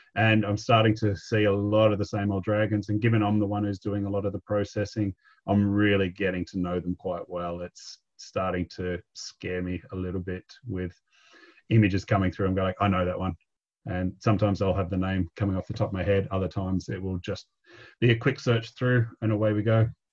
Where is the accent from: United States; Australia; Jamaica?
Australia; Victoria; moved away as an adult; also born or lived in Cronulla, New South Wales; I grew up in Victoria.